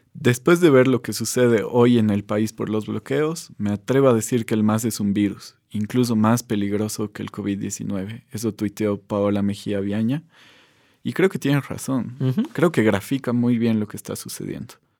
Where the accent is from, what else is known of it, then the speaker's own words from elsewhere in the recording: Bolivia; como bolivianos